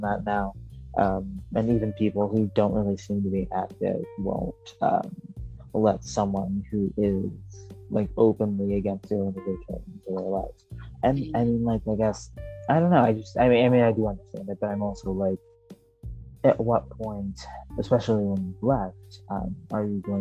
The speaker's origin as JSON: {"language": "English", "region": "Michigan", "country": "United States", "also_born_or_lived": "Chicago", "said": "I'm from Michigan, but and I live in Michigan now."}